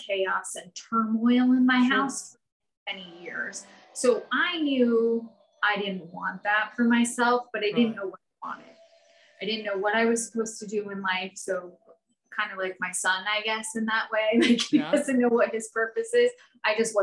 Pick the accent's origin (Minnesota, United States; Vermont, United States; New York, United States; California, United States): Vermont, United States; I'm from Vermont for anyone that doesn't know. So I grew up in a small town. I still live in Vermont